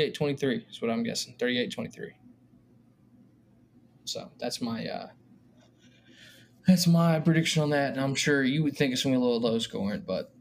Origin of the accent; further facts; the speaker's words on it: Durham, North Carolina, United States; We're both from Durham.